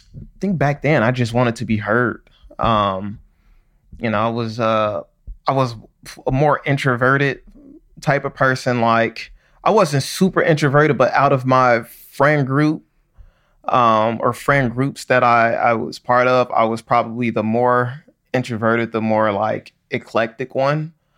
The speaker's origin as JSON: {"language": "English", "town": "Chicago", "region": "Illinois", "country": "United States", "tie": "born or raised there", "said": "growing up in Chicago, most of my family"}